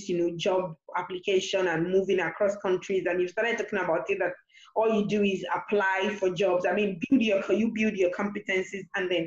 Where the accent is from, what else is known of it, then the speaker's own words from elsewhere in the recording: Nigeria; I'm a Nigerian